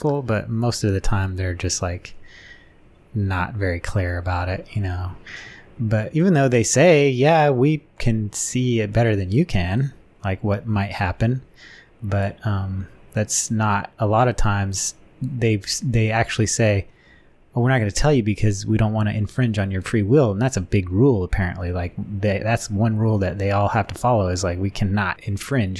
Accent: Wyoming, United States; I grew up in Wyoming

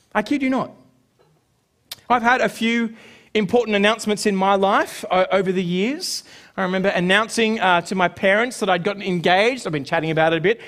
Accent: Sydney, New South Wales, Australia; growing up in Sydney

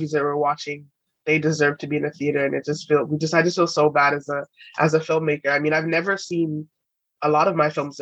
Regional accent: England, United Kingdom; being British, like growing up in England

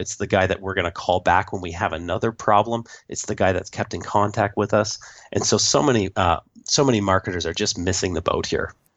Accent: Canada; I am the Canadian

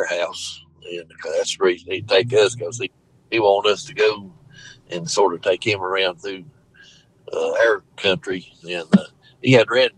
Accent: Brevard, North Carolina, United States; I was born in Transylvania County, Brevard

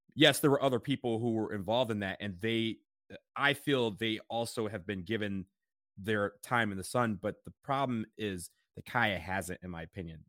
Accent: Detroit, Michigan, United States; now in Columbus, United States; we drove to Detroit, and got to say hi to my hometown

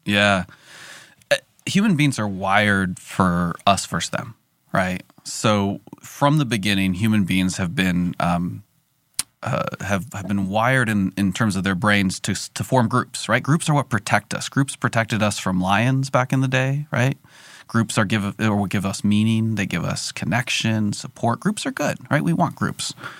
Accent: California, United States; I'm from California

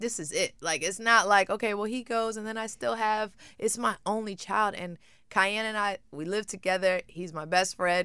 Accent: Brooklyn, New York, United States; moved away; when I grew up in Brooklyn, it was a different upbringing

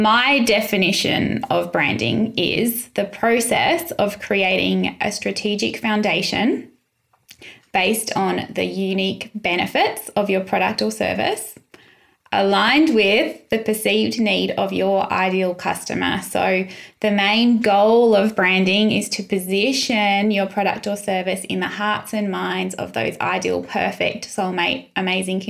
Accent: Sunshine Coast, Queensland, Australia; now in Adelaide, Australia; I grew up in the Sunshine Coast

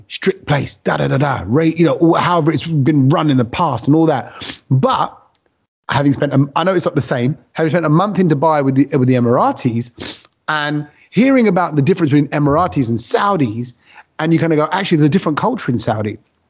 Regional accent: London, United Kingdom; I come from East London.

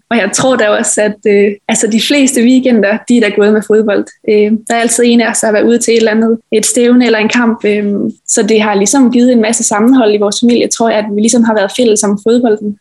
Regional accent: Kværndrup, Southern Denmark, Denmark; also born or lived in Odense; jeg startede jo som lille i Kværndrup Boldklub, og det var jo sammen med alle mine veninder øhm, hjemme fra Kværndrup af

